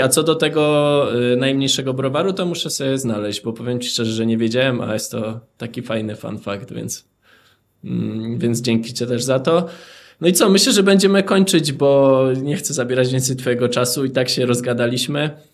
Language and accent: Polish; Żywiec, Silesian Voivodeship, Poland; pochodzę z żywca